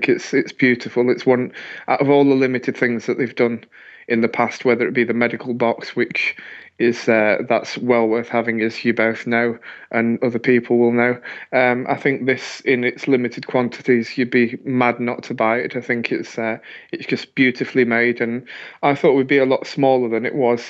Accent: Manchester, North West England, United Kingdom; I'm from Manchester

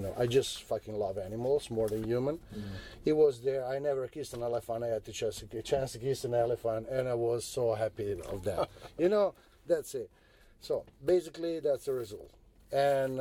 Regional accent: Italy; We grew up in Italy with the Japanese cartoons

